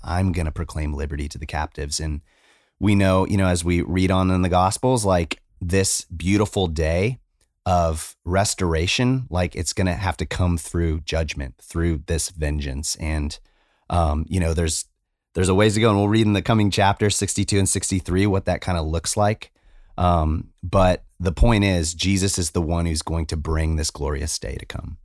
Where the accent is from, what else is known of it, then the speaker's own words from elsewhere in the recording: Arizona, United States; moved away; I come from Arizona